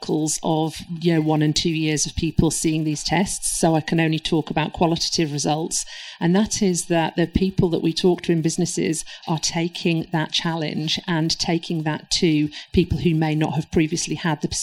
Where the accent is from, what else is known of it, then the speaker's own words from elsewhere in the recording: Manchester, North West England, United Kingdom; moved away; I am originally from Manchester, so you can take the girl out the north, but the north is still in me